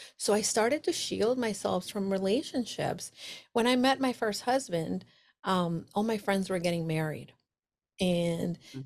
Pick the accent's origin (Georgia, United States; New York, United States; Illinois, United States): New York, United States; New York City; moved away as an adult; now in Connecticut, United States; I'm a New Yorker